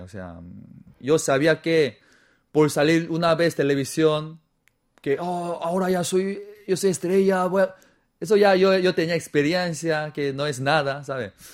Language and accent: Spanish; South Korea; Spanish is a second language; moved away as an adult; also born or lived in Peru / Spain; no soy chino, soy coreano